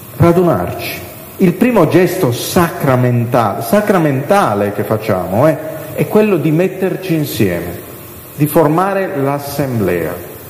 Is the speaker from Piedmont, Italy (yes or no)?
no; Sardinia, Italy; io vengo dalla Sardegna, non so se si è capito dall'accento